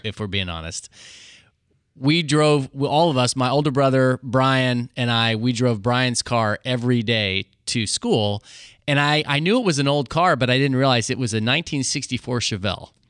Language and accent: English; Hutchinson, Kansas, United States; my next door neighbor that I grew up with in Hutchinson, Kansas